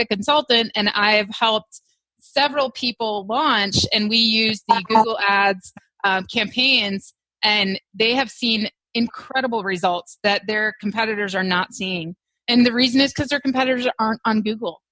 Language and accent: English; Wisconsin, United States; also born or lived in Hawaii; now in Texas, United States; I'm from Wisconsin